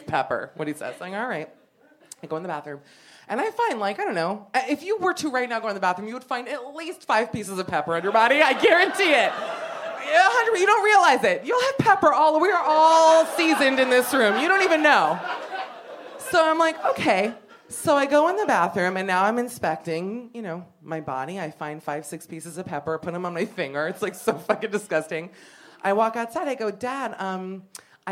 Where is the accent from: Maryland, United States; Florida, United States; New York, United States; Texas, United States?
Florida, United States; Miami; moved away; growing up in Miami